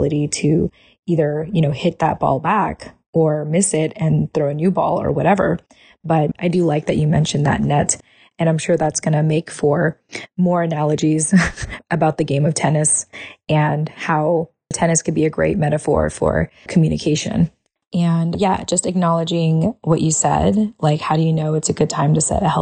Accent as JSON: {"language": "English", "country": "United States", "tie": "born or raised there", "said": "us having been, you know, born and raised as American"}